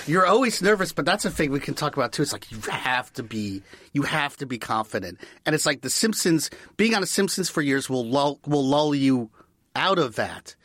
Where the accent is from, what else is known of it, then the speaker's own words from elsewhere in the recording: Washington, District of Columbia, United States; moved away; I grew up in Washington, D C